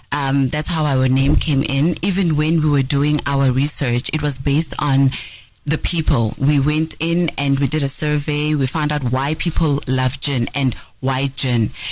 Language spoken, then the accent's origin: English; Nelspruit, Mpumalanga, South Africa; moved away; also born or lived in Cape Town; is a, a young woman um, who is born and bred in Nelspruit. Um, I furthered my studies in Cape Town